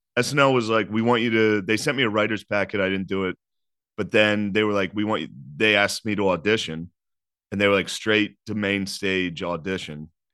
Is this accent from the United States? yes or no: yes; Harrisburg, Pennsylvania, United States; I'm from Harrisburg, Pennsylvania